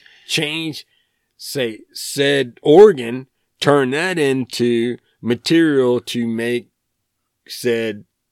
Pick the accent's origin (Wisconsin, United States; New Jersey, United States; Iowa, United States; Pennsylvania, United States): Wisconsin, United States; I'm from Wisconsin.